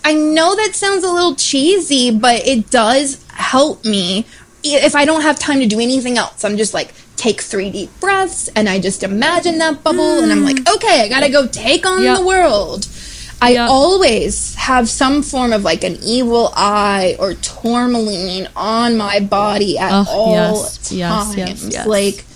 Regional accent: Florida, United States; I grew up in Florida

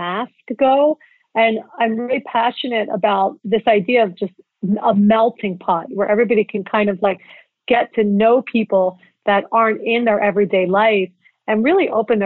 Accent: Philadelphia, Pennsylvania, United States; moved away; also born or lived in New York / Los Angeles; As a young child, I grew up in Philadelphia where there's a lot of culture

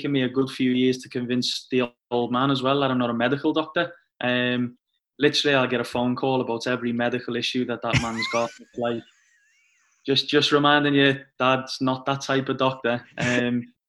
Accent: Liverpool, North West England, United Kingdom; I come from Liverpool, and obviously Liverpool's quite a big sporting city

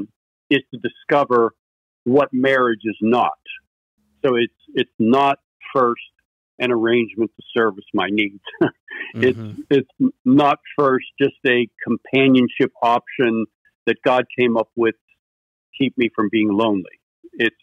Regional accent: Pittsburgh, Pennsylvania, United States; growing up in Pittsburgh, there was this amusement park called Kennywood

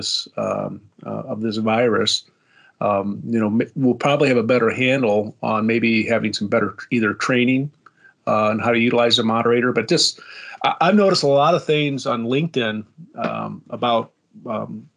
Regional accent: South Bend, Indiana, United States; I grew up in South Bend

